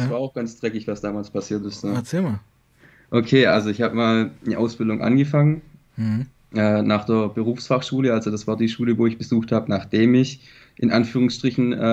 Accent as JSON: {"language": "German", "area": "near Stuttgart", "region": "Baden-Württemberg", "country": "Germany", "said": "ich komme aus Baden-Württemberg, nähe"}